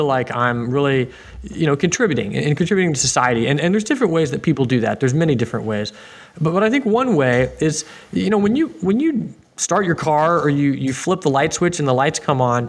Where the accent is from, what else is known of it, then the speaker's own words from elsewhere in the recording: Houston, Texas, United States; I'm from Houston and, you know, I don't have any family background in the industry. But, of course, it was all around me growing up